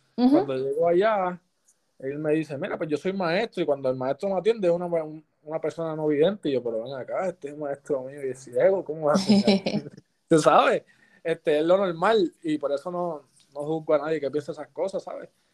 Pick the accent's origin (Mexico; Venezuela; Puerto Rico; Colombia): Puerto Rico; Patillas; me gusta estar allá en, mi pueblo, allá en Patilla.